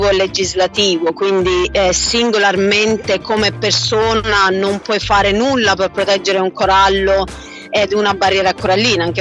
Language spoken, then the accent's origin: Italian; Pescara, Abruzzo, Italy; Certo, io sono di Pescara, Abruzzo.